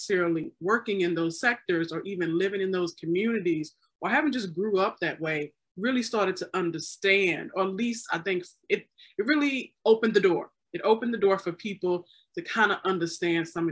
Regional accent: Mississippi, United States; I grew up in Mississippi

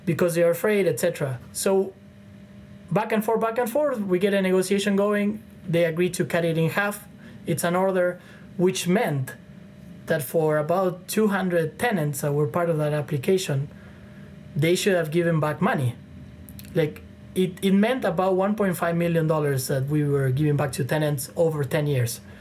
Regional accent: Argentina; now in Toronto, Canada; I'm from Argentina, from Latin America

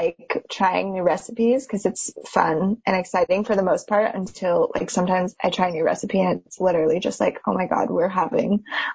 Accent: Reno, Nevada, United States; moved away as an adult; now in Bay Area, United States; I am from Reno, Nevada, which is a bit of like a small town vibe for people that aren't familiar with the area

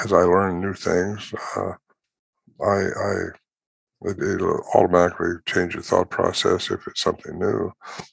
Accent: California, United States; moved away as an adult; also born or lived in Oregon / Washington; now in White Lake, United States; Normally, I was raised in California

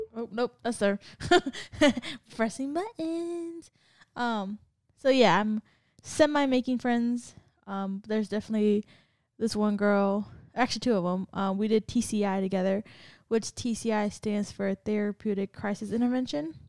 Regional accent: California, United States; moved away; I'm from Cali

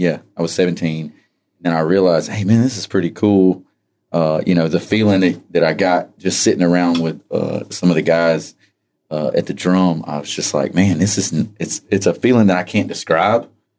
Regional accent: Poarch, Alabama, United States; I was born and raised right here in Poarch, right here on the reservation.

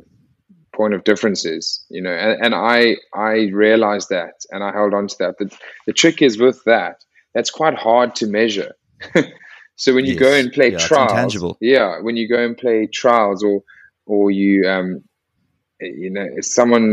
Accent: Eastern Cape, South Africa; moved away; also born or lived in Northampton; I grew up in the Dale Junior boarding house from like an early age

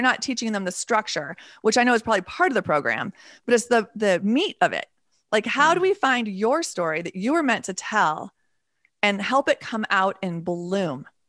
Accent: Texas, United States; I've never met anybody from Idaho, which is not, that's kind of unusual considering I'm also partially from Texas.

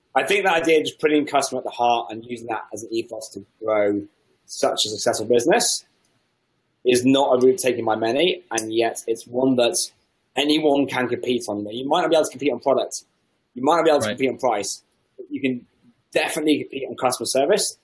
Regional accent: England, United Kingdom; I'm English

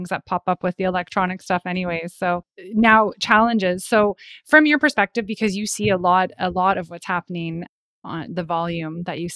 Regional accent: Toronto area, Ontario, Canada; I've grown up in this area all my life

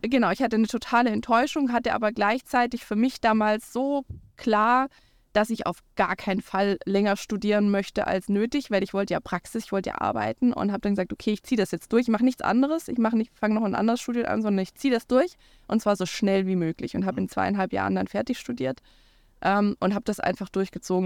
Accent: Swabia, Baden-Württemberg, Germany; now in Schleswig-Holstein, Germany; ich bin aus Schwaben

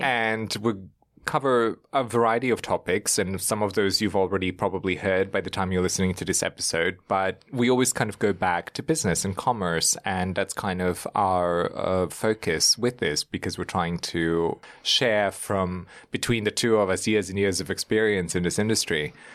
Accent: Germany; now in New York, United States; I grew up in Germany. We're very formal in the way that we communicate

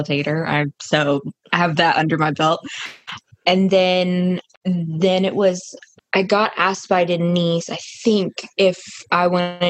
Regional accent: Burleson / Duncanville, Dallas-Fort Worth, Texas, United States; I moved from Burleson, which is in DFW, and I moved to Duncanville, where I am now

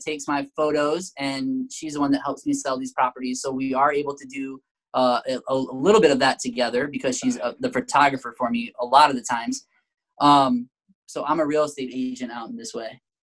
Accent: Michigan, United States; moved away; Emily and I are from Michigan. Uh, we were both born and raised in Michigan

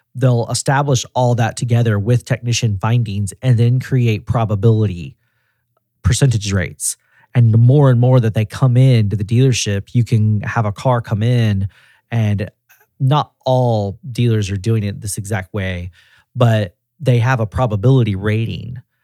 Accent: Tennessee, United States; also born or lived in San Diego, California; I'm from Tennessee.

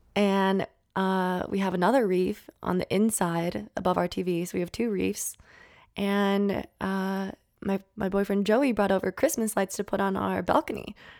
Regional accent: Minnesota, United States; now in California, United States; I'm from Minnesota

